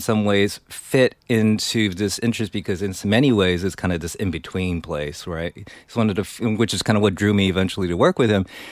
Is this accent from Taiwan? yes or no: yes; Taiwan; moved away as an adult; also born or lived in New York; Yeah, I grew up in Taiwan. Came here for college.